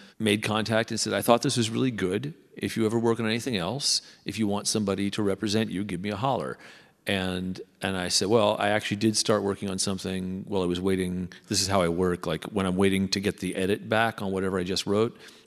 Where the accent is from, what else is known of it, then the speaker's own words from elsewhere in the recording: Southern California, United States; I grew up in Southern California